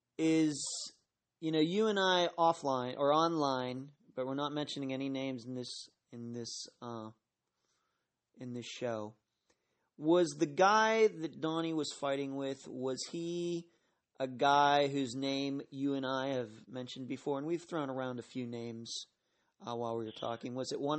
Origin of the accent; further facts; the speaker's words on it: Pittsburgh, Pennsylvania, United States; Linda and I, although I'm from the Pittsburgh area, she still lives there, we did not know each other until a couple weeks ago.